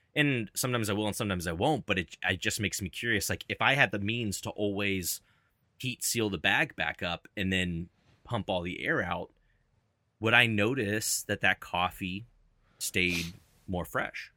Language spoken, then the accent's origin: English; Louisville, Kentucky, United States; also born or lived in Cincinnati, Ohio; now in Dallas, United States; my hometown is in Louisville, Kentucky